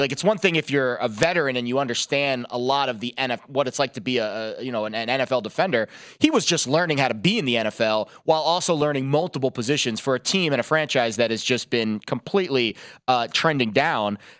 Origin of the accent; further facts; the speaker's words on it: New York, United States; growing up in New York as a Jets fan